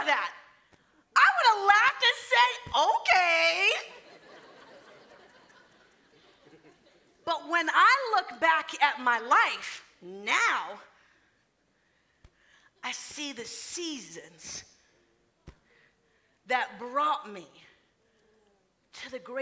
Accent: Florida, United States; moved away as an adult; I was born in Florida, raised in Florida. That's home.

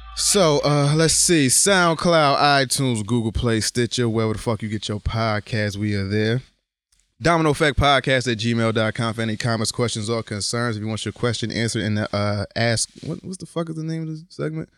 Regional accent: Bridgeport, Connecticut, United States; born or raised there

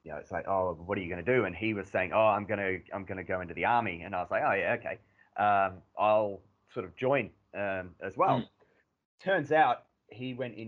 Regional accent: Australia; my hometown and my home region has one of the highest suicide rates in the OECD

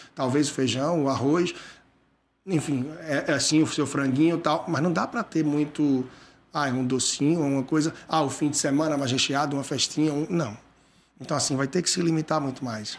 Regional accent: Brazil

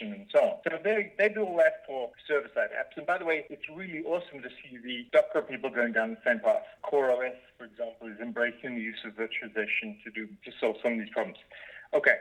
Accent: South Africa; moved away as an adult; also born or lived in Cambridge, United Kingdom; I grew up in South Africa

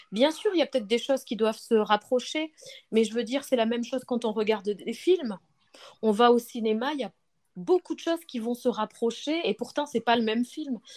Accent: Paris region, Île-de-France, France; Alors moi je viens du... de région parisienne, j'habite en région parisienne et donc je vis en France.

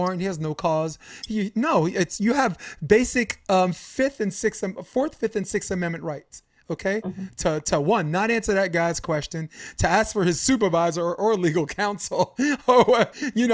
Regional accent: New York City, New York, United States; I'm from Brooklyn. I'm from Flatbush Avenue.

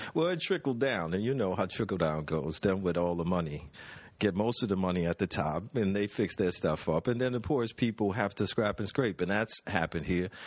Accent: New Orleans, Louisiana, United States; growing up in New Orleans

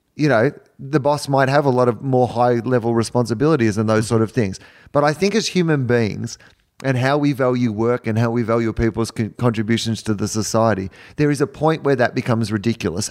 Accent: Australia; I'm from Australia where we have terrible internet download speeds

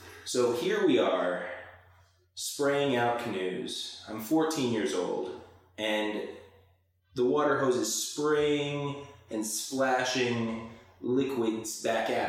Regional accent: Bryan, Texas, United States; I'm from Bryan, Texas. My mom and dad worked at the newspaper there and then at the university. So, born and raised in Aggieland

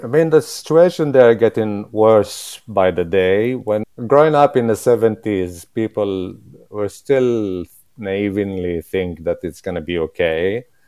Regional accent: Jerusalem, Palestine; English is a second language; moved away as an adult; now in London, United Kingdom; I'm Palestinian. I'm from Jerusalem

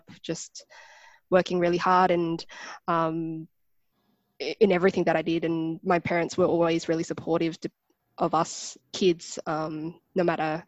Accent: Canberra, Australian Capital Territory, Australia; Growing up in Canberra, I think it's quite multicultural.

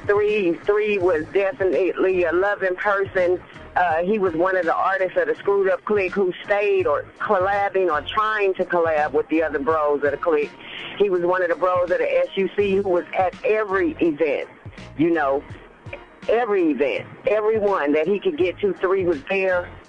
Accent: West Coast, United States; I'm from the West Coast

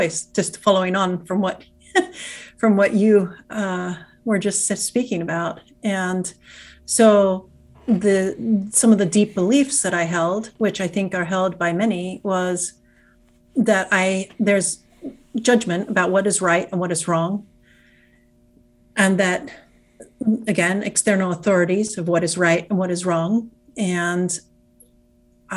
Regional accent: England, United Kingdom; now in United States; I grew up in England. I'm an American citizen. I grew up in England

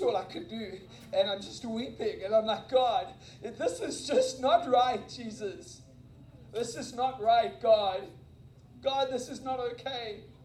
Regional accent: South Africa; moved away; I graduated from high school in South Africa

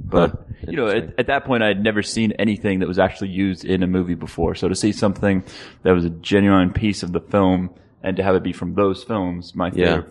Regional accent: Maryland, United States; moved away as an adult; now in Los Angeles, United States; I was living in Maryland at the time. I grew up in Maryland on the East Coast.

